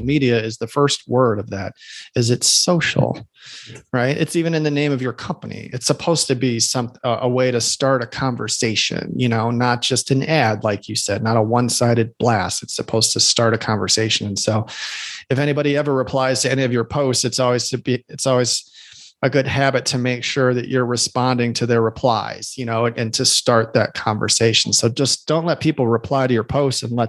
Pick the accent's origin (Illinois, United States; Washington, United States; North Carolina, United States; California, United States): Illinois, United States; Chicago; I'm from Chicago